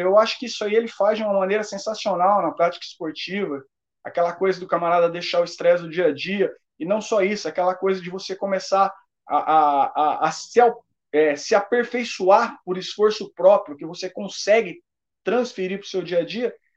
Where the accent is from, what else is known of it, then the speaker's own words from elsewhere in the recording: Paraná, Brazil; Sou do Paraná